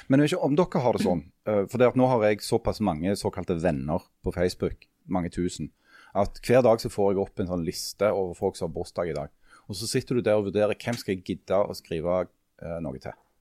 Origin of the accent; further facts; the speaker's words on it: Stokka, Rogaland, Norway; Jeg kommer fra Stokka